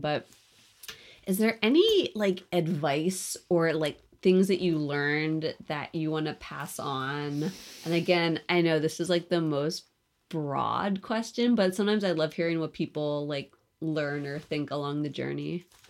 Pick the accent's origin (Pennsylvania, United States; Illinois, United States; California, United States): Pennsylvania, United States; outside of Philadelphia; moved away; also born or lived in New York; I grew up outside of Philly